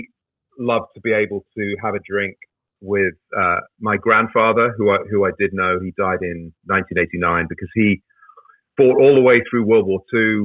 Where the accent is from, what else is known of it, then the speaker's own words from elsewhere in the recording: United Kingdom; now in Northern Virginia, United States; I'm an American citizen as well as British